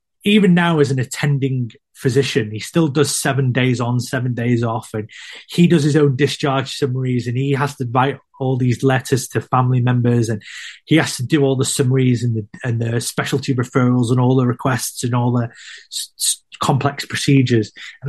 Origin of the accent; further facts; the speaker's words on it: California, United States; I don't know if it's a racial thing or if they don't like me because I'm from California. And you think, what's this West Coast hippie doing here?